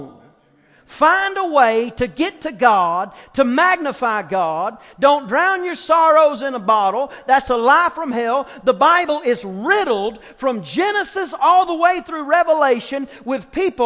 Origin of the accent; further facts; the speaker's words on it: East Texas, United States; I'm from East Texas